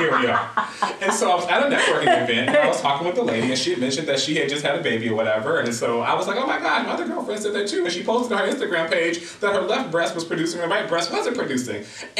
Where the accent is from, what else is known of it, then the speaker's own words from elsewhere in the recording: Los Angeles, California, United States; No, I come from Los Angeles, where traffic is a part of our community.